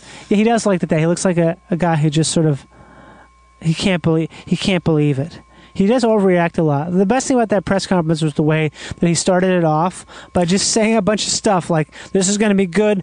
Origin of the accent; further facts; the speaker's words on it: Midwest, United States; I'm from the Midwest.